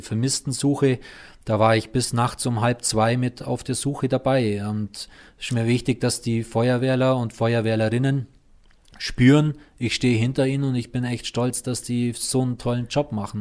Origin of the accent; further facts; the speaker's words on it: Füssen, Bavaria, Germany; da wo ich aufgewachsen bin, in Weißensee oben, ähm, beispielsweise Edelweißstraße, da bin ich aufgewachsen